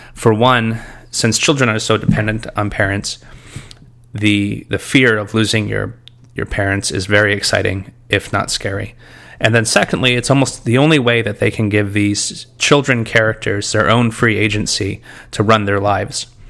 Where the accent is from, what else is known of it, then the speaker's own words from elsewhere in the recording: United States; being an American